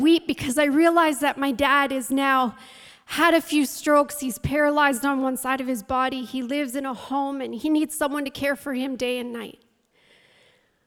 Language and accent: English; St. Thomas, Ontario, Canada; now in St. Catharines, Canada; I grew up in the St. Thomas, London area. My dad was a pastor in St. Thomas